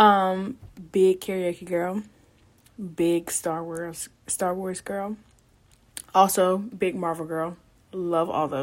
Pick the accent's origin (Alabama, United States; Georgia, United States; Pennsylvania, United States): Alabama, United States; Tuscaloosa; I am from Tuscaloosa, Alabama